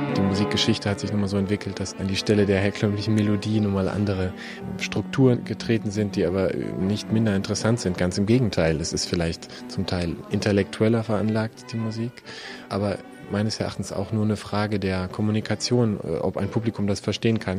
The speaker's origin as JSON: {"language": "German", "region": "Berlin", "country": "Germany", "tie": "born or raised there", "moved": "as an adult", "lives_now": "Munich, Germany", "said": "Habe vorher studiert noch in, in, Berlin sehr lange, wo es so meine Heimat ist"}